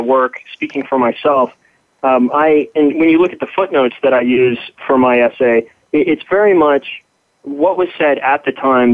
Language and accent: English; California, United States; I grew up in California